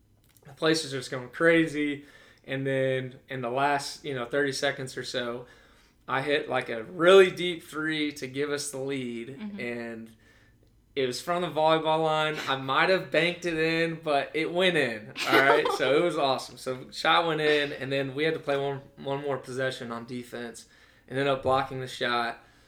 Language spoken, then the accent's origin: English; Birmingham, Alabama, United States; But I am from Alabama. That's where my roots are. Grew up in Birmingham.